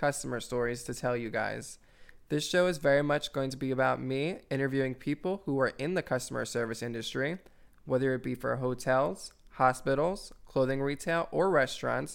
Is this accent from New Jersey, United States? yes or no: yes; New Jersey, United States; I'm a pastry cook in Center City, Philadelphia, and I'm from South Jersey